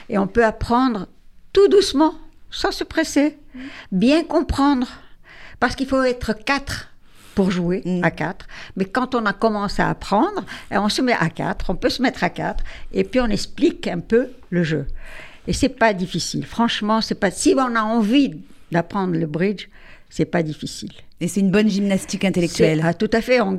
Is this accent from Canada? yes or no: no; Tunisia; je suis aussi de Tunisie, hein.